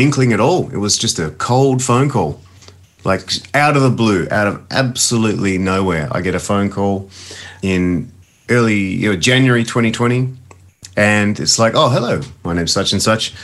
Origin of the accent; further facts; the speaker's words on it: Adelaide, South Australia, Australia; me growing up in Adelaide